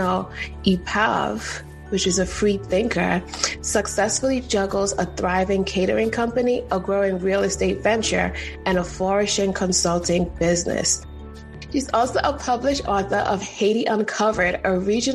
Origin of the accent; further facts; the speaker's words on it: Trinidad & Tobago; I'm from Trinidad